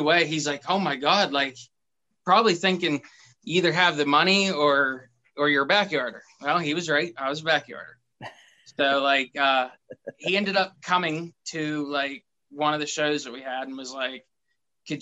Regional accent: Lewistown, United States; I'm from Lewistown, just a small town guy

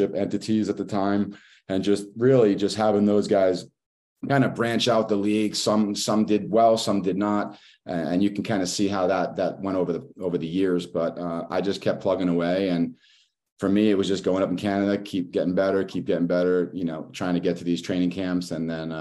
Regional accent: United States; also born or lived in California / Tampa; as an American

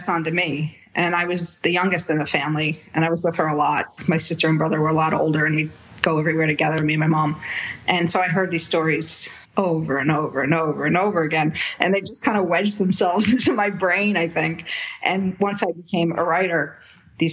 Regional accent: Jersey City, New Jersey, United States; I grew up in Jersey City, New Jersey.

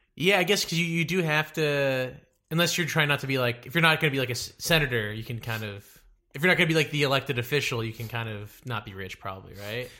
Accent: Dallas, Texas, United States; moved away; also born or lived in Connecticut; I'm from Dallas

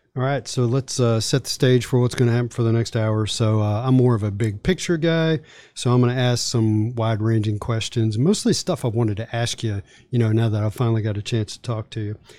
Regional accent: Charlottesville, Virginia, United States; I grew up in Charlottesville

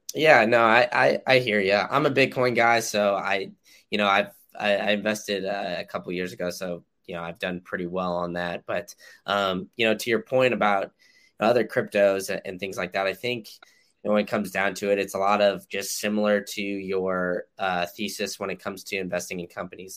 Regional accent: Austin, Texas, United States; now in Tampa, United States; growing up in Austin

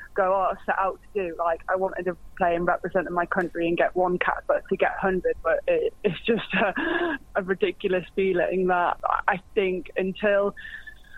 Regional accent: Newcastle upon Tyne, North East England, United Kingdom; I'm from Newcastle, where rugby at that time wasn't really a known sport

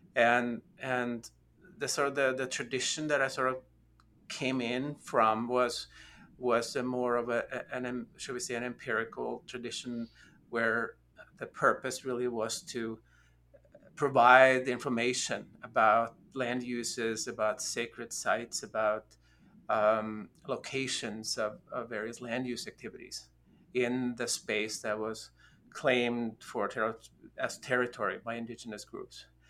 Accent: Norway; also born or lived in United States; now in Austin, United States; I am originally from Norway. Um, I've been in the United States for a few years now

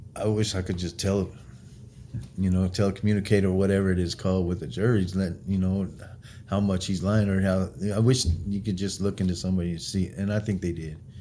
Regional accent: Wyoming, United States; also born or lived in Springfield, Missouri; I'm born in Springfield, raised in Wyoming

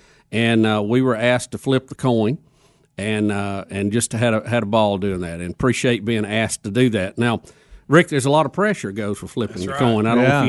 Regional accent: Jacksonville, Alabama, United States; we were back at Jacksonville State University in my hometown of Jacksonville.

